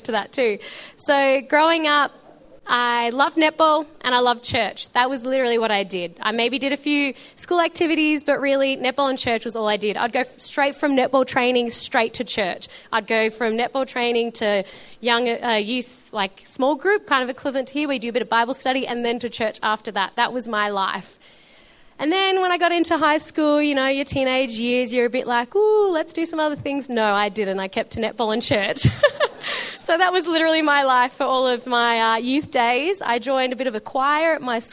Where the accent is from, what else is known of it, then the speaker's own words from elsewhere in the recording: Melbourne, Victoria, Australia; also born or lived in Shepparton; I was born in Melbourne and we lived in Shepparton for a few years. If anyone doesn't know, that's a bit more northern Victoria, gorgeous area, a bit more bushy or country, as you would say. Then we moved to Melbourne, which has just been amazing because we've lived here ever since.